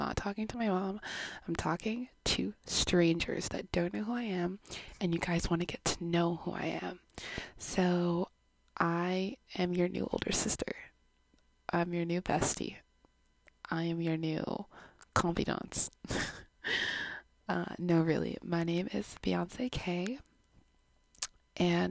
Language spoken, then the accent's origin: English; Canada; I was born in Canada, but my background is Jamaican.